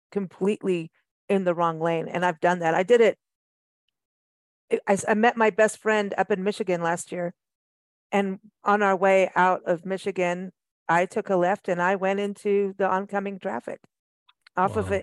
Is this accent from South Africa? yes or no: yes; South Africa; also born or lived in Kenya / England; I mean, I grew up in South Africa and Kenya and England